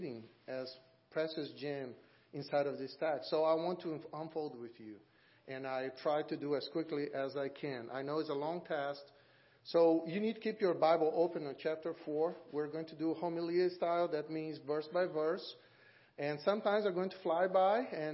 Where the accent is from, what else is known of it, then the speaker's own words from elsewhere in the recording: Brazil; moved away as an adult; now in Auburn, United States; I'm from Brazil